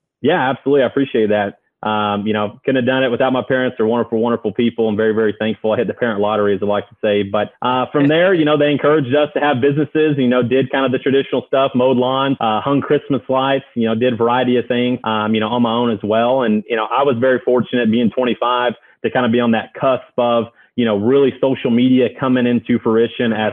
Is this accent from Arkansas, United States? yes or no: yes; Central Arkansas, United States; I grew up in Central Arkansas